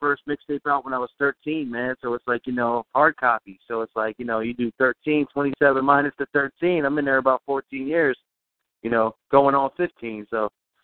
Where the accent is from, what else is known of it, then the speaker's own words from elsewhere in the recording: Pine Hill, New Jersey, United States; also born or lived in Philadelphia, Pennsylvania; South Jersey, man. I was born in Philadelphia, but I've been in South Jersey most of my life. So I'm in Pine Hill